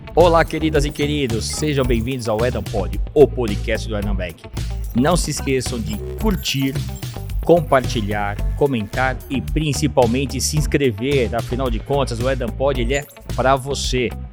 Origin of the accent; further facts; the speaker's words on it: São Paulo, Brazil; Somos da Zona Leste